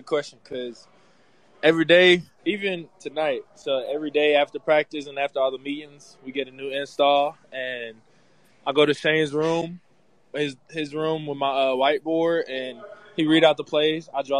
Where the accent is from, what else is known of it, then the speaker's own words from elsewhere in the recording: Philadelphia, Pennsylvania, United States; moved away; So I'm from Philly, and I was a huge Eagles fan when he was there. I moved to Texas. I was the only Eagles fan, you know, in cowboy country.